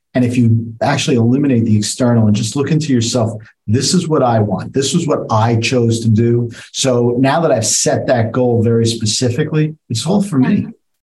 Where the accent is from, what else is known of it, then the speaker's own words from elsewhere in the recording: New York City, New York, United States; I'm from the Bronx.